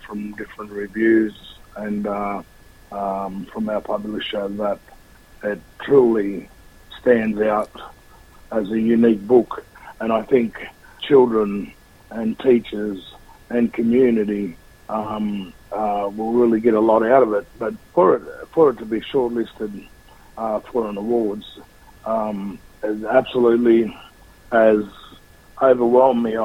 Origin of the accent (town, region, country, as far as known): Australia